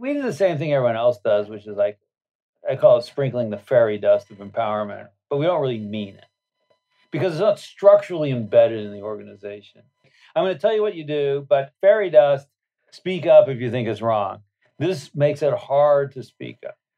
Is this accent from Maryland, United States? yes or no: no; Berkeley, California, United States; I was born in Berkeley, California a hotbed of radicalisms